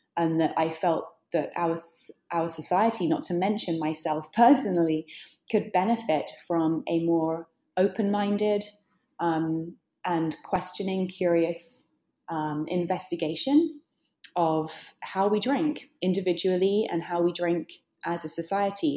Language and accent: English; United Kingdom; now in New York, United States; I'm British. I live in New York.